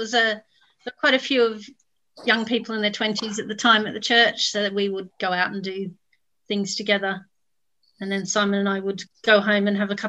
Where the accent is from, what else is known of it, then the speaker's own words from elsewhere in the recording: Sydney, New South Wales, Australia; moved away as an adult; now in Bath, United Kingdom; I'm not from New Zealand. I'm from Australia. I grew up in Sydney.